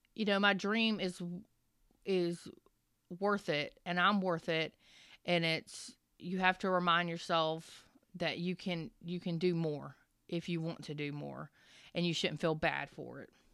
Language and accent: English; the South, United States; I'm from the South